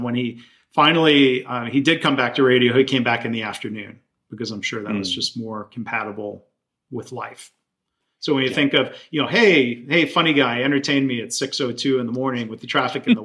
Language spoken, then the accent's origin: English; Detroit, Michigan, United States; I grew up around Detroit